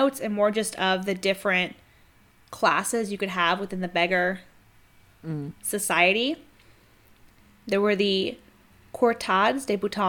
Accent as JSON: {"language": "English", "country": "United States", "said": "I'm American"}